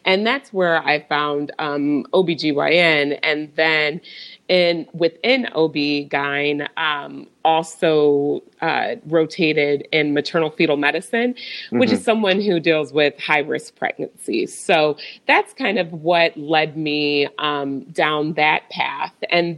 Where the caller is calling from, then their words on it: Overland Park, Kansas, United States; So I am coming from Overland Park, Kansas. It's a suburb right outside of Kansas City.